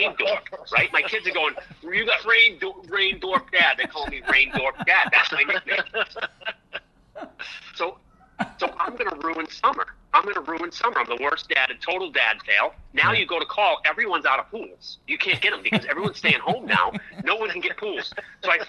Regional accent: Portsmouth, New Hampshire, United States; moved away as an adult; also born or lived in Kittery, Maine / Los Angeles; I was born in Portsmouth, which is right on the ocean, right on the water in Portsmouth, New Hampshire

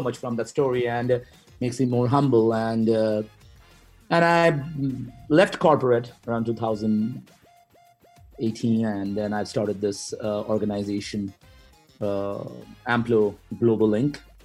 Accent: Kolkata, West Bengal, India; moved away; i'm originally from uh, india and uh, traveled uh, in various cities within india mainly from a city named uh, calcutta

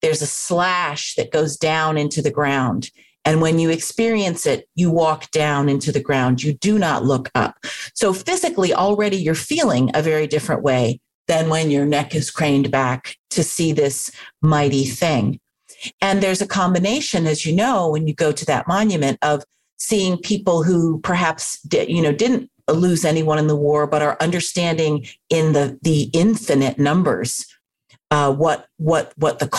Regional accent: Washington, District of Columbia, United States; I grew up in Washington, D.C., and that kind of looming formal monument, it was a part of growing up

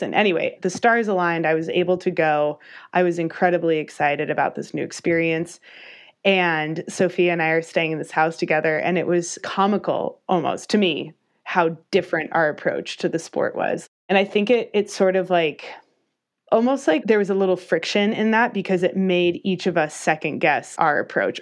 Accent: Albuquerque, New Mexico, United States; moved away as an adult; also born or lived in Durango, Colorado; I knew I wanted to leave my hometown, Albuquerque, New Mexico

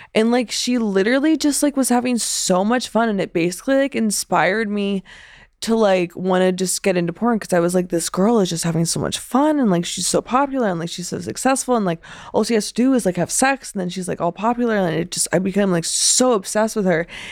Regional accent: Pennsylvania, United States; moved away as an adult; I was born in Pennsylvania in nineteen ninety-seven

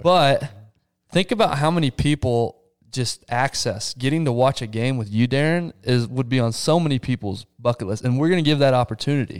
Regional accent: Texas, United States; I'm from Texas

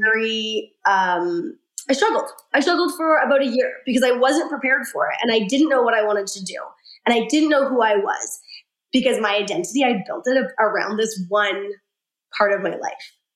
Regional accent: Saskatchewan, Canada; I'm from Saskatchewan. It's a teeny tiny little rural province.

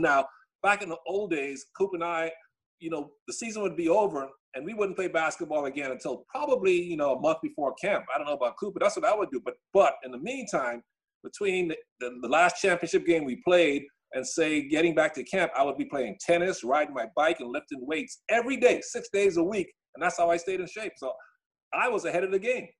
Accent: Bahamas; moved away; I grew up in the Bahamas

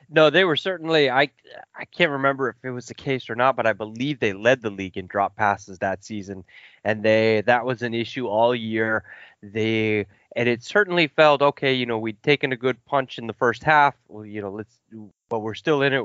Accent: Kansas City, Missouri, United States; I grew up in the Midwest in Kansas City and outside Kansas City

